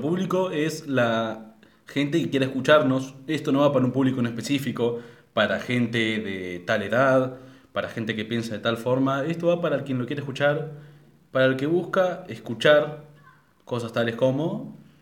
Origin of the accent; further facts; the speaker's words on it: Argentina; somos de Argentina